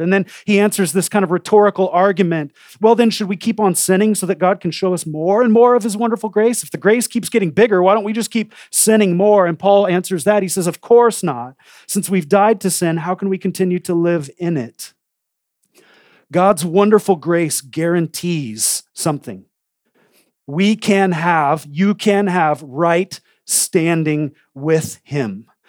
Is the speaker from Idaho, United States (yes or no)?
yes; Coeur d'Alene, Idaho, United States; I grew up in Coeur d'Alene, Idaho.